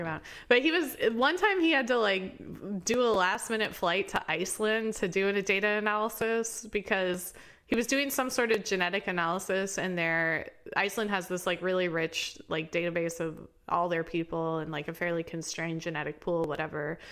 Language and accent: English; Indianapolis, Indiana, United States; moved away; also born or lived in Baltimore; I'm from Indianapolis